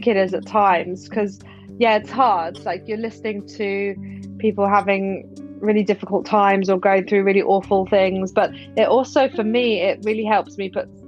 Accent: London, United Kingdom; I'm from London

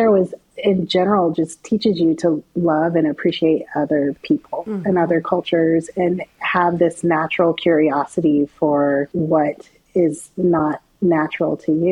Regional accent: Anchorage, Alaska, United States; moved away; I was raised in Anchorage, Alaska.

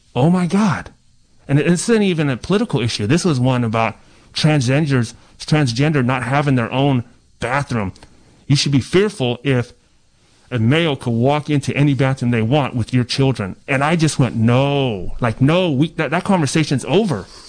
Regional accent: Ukiah, California, United States; also born or lived in Coyote Valley Reservation; I grew up in Ukiah, Mendocino County. We're a small town in the middle of nowhere

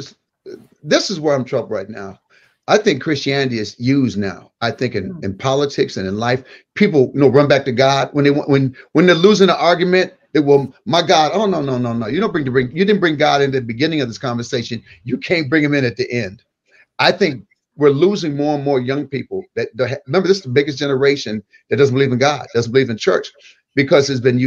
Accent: Michigan, United States; moved away; I was a kid from Michigan.

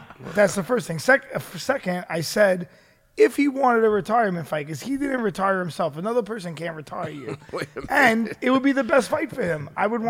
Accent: New York City, New York, United States; I'm from Brooklyn.

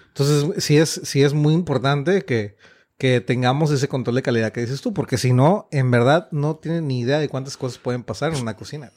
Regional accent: Mexico; somos mexicanos

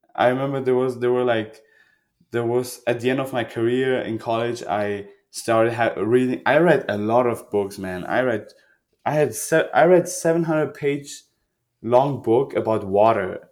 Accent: Germany; also born or lived in Iran; I grew up in Germany. Like I was a refugee

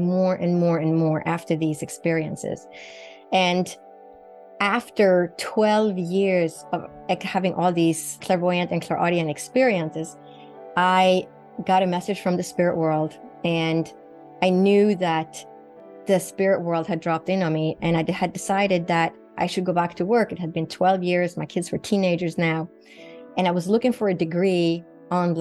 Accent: Sweden; moved away as an adult; Sweden, where I grew up in Northern Europe

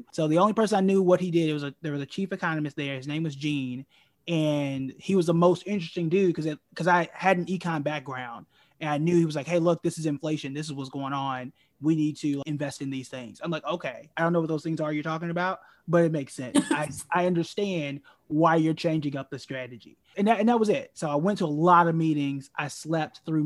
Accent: Tulsa, Oklahoma, United States; born and raised in Tulsa, Oklahoma, which is known as Black Wall Street

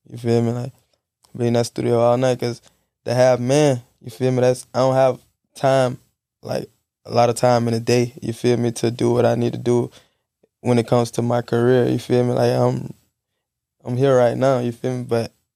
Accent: Jacksonville, Florida, United States; I'm from Jacksonville

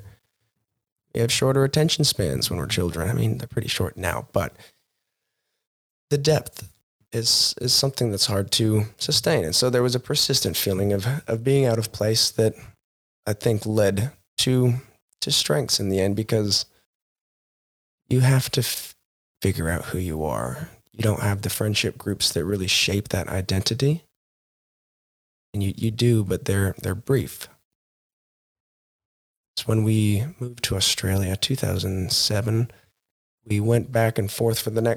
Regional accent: Montana, United States; Growing up in Montana, a very religious town, we had 12 bars and 9 churches

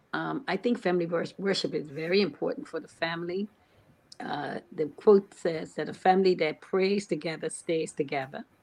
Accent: Bermuda; I was born and raised in Bermuda

